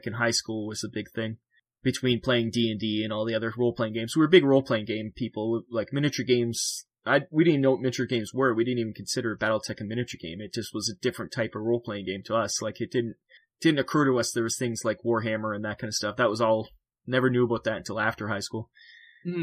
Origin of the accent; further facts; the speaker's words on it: Canada; I'm from Canada